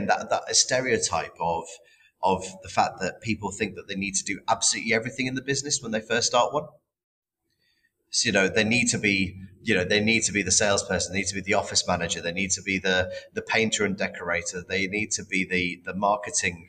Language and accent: English; United Kingdom; we're not very good as British people